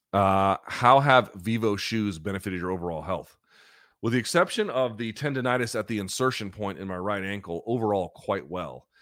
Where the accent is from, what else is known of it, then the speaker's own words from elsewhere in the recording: the South, United States; now in Washington, D.C., United States; I grew up in the South, like, the church is community